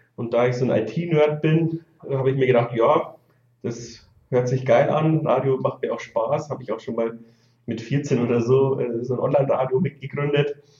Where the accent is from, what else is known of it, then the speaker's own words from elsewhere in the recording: 60 km from Regensburg, Bavaria, Germany; ich komme so 60 Kilometer aus Regensburg weg